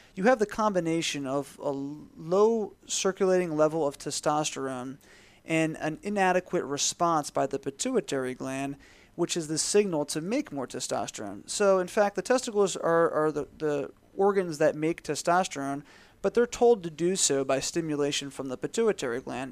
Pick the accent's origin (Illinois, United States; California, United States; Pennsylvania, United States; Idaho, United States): Pennsylvania, United States; Philadelphia; moved away as an adult; also born or lived in Tampa, Florida; I grew up in the Philadelphia area.